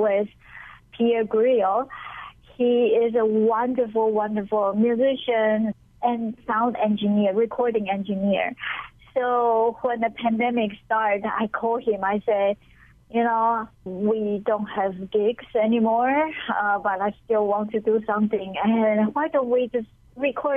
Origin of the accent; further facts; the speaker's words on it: Taiwan; English is a second language; now in Honolulu, United States; I came from Taiwan, I speak English, but my English has accent.